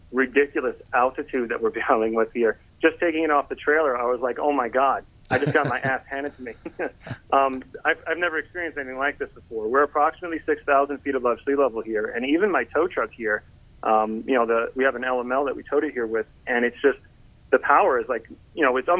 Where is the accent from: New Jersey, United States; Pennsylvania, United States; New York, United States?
New York, United States; Southern; we're from Southern New York, 20 minutes outside of Manhattan. City boys, tried and true, born and raised